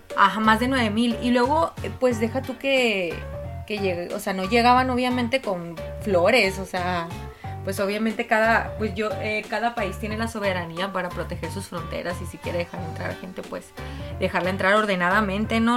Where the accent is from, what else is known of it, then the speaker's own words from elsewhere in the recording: Mexico; aquí por lo menos en México